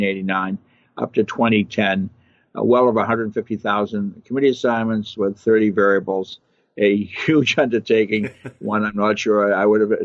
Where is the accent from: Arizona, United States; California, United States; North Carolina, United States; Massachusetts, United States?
Massachusetts, United States; Lynn; my hometown of Lynn, Massachusetts, north of Boston.